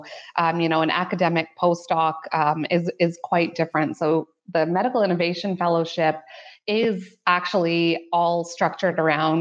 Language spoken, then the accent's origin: English; Ottawa, Ontario, Canada; moved away as an adult; now in London, Canada; I was born and raised in Canada's lovely capital city of Ottawa